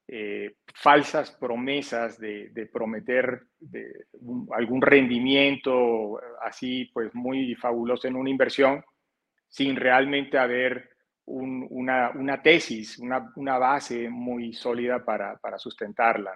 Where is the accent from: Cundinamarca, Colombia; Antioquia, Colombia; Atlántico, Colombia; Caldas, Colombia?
Atlántico, Colombia; Barranquilla; moved away as an adult; also born or lived in Canada; yo soy de la zona norte de Colombia, en la, en la costa atlántica de la ciudad de Barranquilla. Y de, digamos, por eso de pronto mi acento puede ser un poco distinto al de otros colombianos